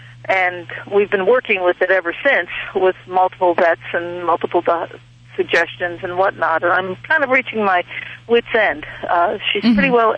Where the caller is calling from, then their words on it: Ferguson Valley, Pennsylvania, United States; I'm calling from Ferguson Valley, which is near Lewistown in Pennsylvania.